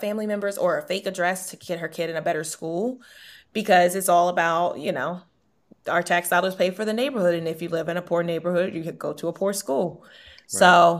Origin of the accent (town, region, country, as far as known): Baltimore, Maryland, United States